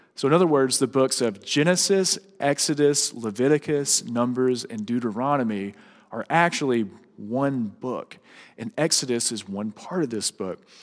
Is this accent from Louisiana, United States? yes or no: yes; Louisiana, United States; moved away; whenever Sarah and I go back to Louisiana, like for holidays, uh, it's really weird for me to drive past my old childhood home